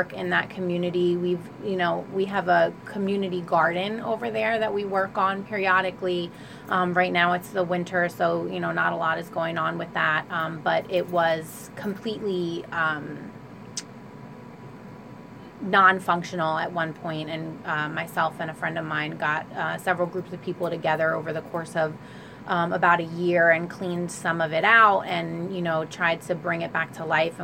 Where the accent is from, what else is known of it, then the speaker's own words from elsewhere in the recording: Trenton, New Jersey, United States; I grew up in Wilbur section on Garfield Avenue